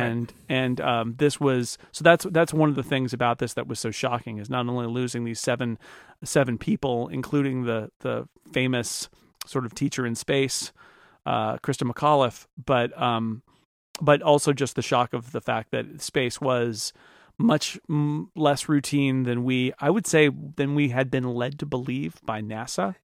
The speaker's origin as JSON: {"language": "English", "region": "California", "country": "United States", "tie": "born or raised there", "said": "I grew up in California"}